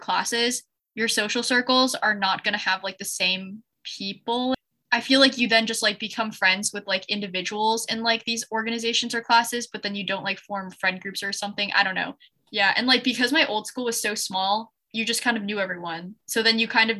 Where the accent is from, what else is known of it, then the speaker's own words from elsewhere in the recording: Ann Arbor, Michigan, United States; my high school is like 10 minutes away. And I'm also from Michigan.